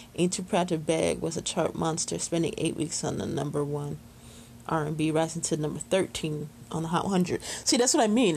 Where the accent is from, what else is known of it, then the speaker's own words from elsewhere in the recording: Chicago, Illinois, United States; after high school, we moved from Chicago to the suburbs